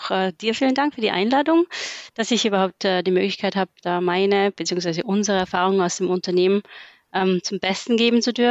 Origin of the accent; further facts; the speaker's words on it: Austria; Äh, ich bin ursprünglich auch geboren und aufgewachsen in Österreich. Ab und zu hört man es mir tatsächlich nochmal